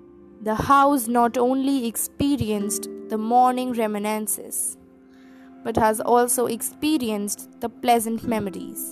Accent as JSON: {"language": "English", "region": "Delhi", "country": "India", "said": "I hail from Delhi."}